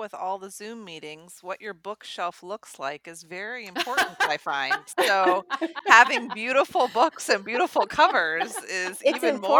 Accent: Cincinnati, Ohio, United States; I grew up in Cincinnati as well.

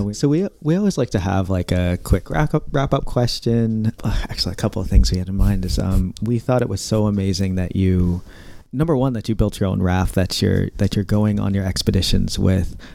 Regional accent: Indiana, United States; now in East Coast, United States; I grew up in Indiana, so not a lot of water around, but now I live on the East Coast

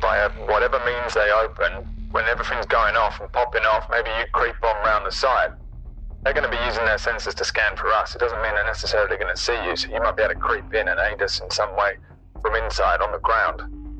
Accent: Newfoundland and Labrador, Canada; accent: Newfoundland; It's my accent. Yeah, I'm from Newfus. On Newfus, we sound like this. I have a different accent to you, all right?

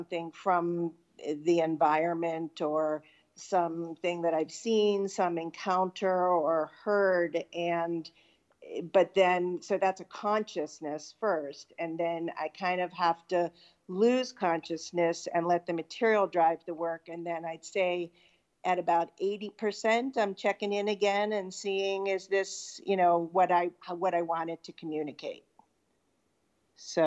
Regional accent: Pittsburgh, Pennsylvania, United States; now in Western Connecticut, United States; I grew up in Pittsburgh, Pennsylvania

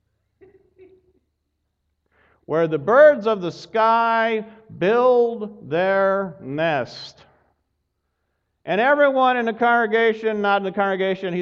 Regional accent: Pacific Northwest, United States; moved away; there were about five of us that were from the Pacific Northwest

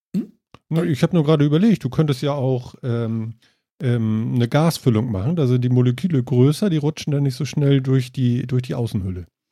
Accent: Germany; bei uns in Deutschland

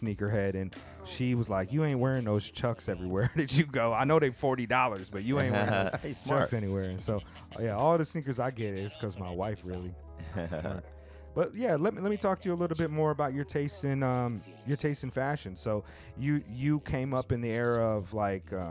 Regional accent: Southern California, United States; moved away; I grew up in Southern California.

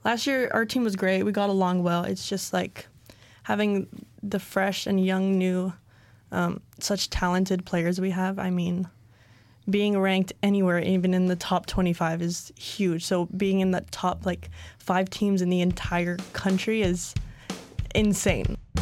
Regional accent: Hilo, Hawaii, United States; I'm from Hilo, Hawaii.

